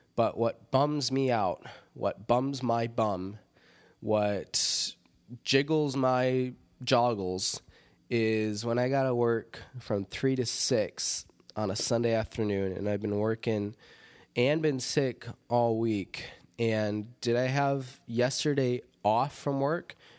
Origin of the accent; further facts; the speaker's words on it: Rockford, Illinois, United States; Rockford, Illinois, my hometown.